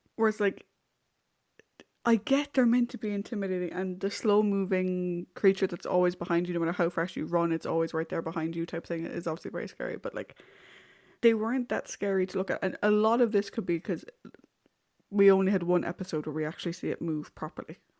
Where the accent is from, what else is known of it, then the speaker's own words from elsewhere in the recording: Ireland; I'm also speaking as an Irish person.